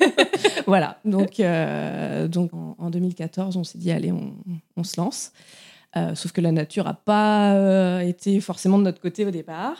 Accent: Touraine, Centre-Val de Loire, France; moved away as an adult; now in Brittany, France; je viens euh, de Touraine, mais j'habite depuis six ans en Bretagne

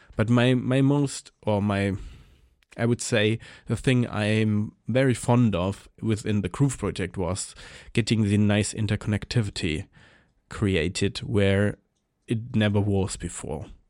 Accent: Germany; I'm coming from Germany.

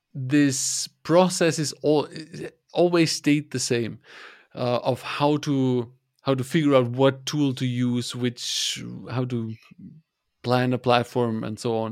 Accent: Germany; I'm from Germany

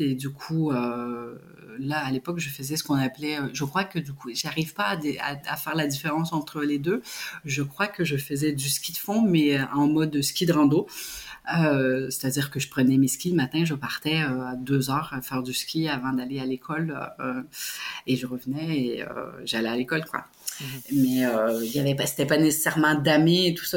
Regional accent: Montreal, Quebec, Canada; moved away as an adult; also born or lived in Switzerland / Belgium / Haiti; grandi à Montréal, en métropole

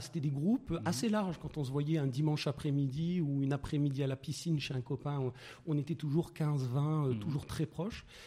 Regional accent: Meknes, Fès-Meknès, Morocco; moved away as an adult; Je suis né à Meknes. Euh, j'ai grandi à Meknes, donc né à Meknes jusqu'au bac.

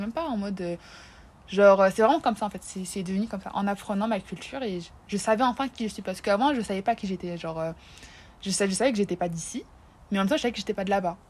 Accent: France; c'est la France, c'est là où j'ai grandi

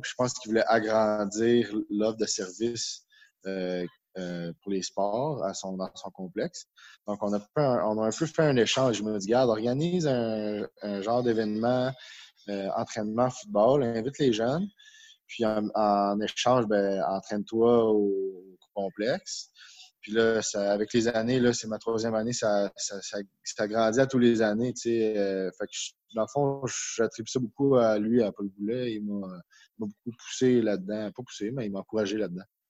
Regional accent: Bromont, Quebec, Canada; also born or lived in Western Canada; je suis de Bromont

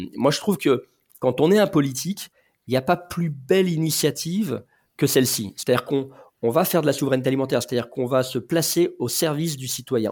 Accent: Lyon, Auvergne-Rhône-Alpes, France; je suis lyonnais d'origine

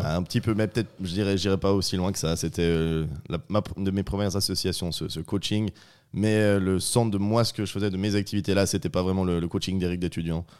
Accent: northern Vaud, Switzerland; je suis vaudois, originaire d'un petit village du Nord vaudois.

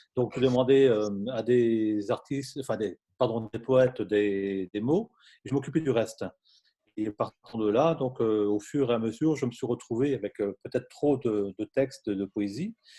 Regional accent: Brittany, France; je suis breton d'origine

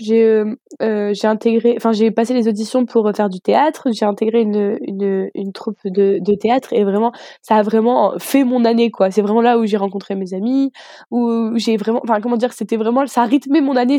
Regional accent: Armentières, Hauts-de-France, France; moved away as an adult; now in Strasbourg, France; je viens du nord de la France. donc, ma ville s'appelle Armentières

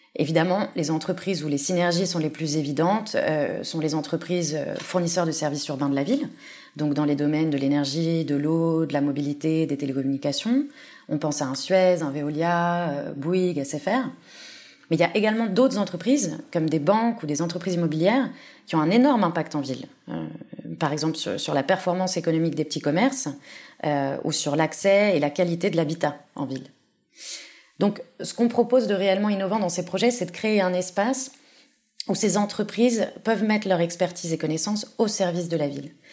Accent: Paris, Île-de-France, France; moved away as an adult; now in Barcelona, Spain; je suis française, je suis née et j'ai grandi à Paris, mais ça fait maintenant cinq ans que je vis en Espagne, plus précisément euh, à Barcelone

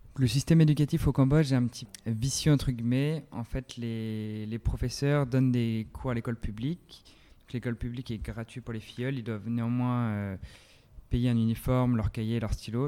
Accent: France; chez nous en France

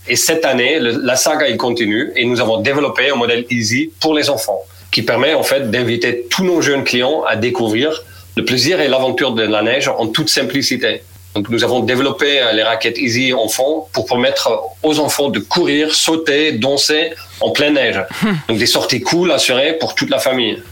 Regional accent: Netherlands; moved away; je suis néerlandais, 44 ans

